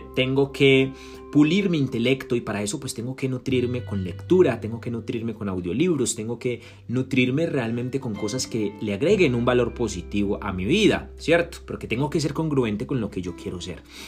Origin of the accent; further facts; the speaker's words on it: Colombia; en mi país natal, en Colombia